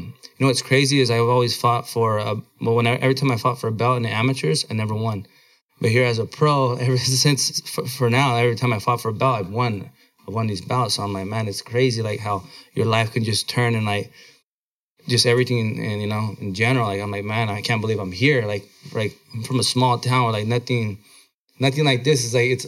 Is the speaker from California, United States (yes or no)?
yes; Blythe, California, United States; born or raised there; moved away as an adult; also born or lived in Oxnard, California